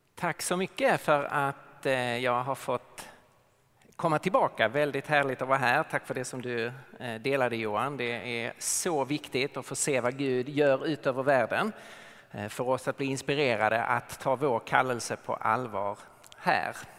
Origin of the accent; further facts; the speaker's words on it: Lund, Skåne, Sweden; accent: Skåne dialect; now in Stockholm, Sweden; Så jag är född och uppvuxen i Lund men eh, bor i Stockholm sedan många år